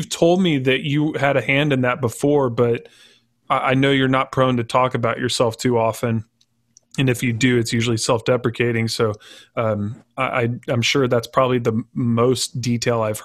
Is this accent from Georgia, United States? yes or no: no; Texas, United States; growing up in Texas, which is typically a red state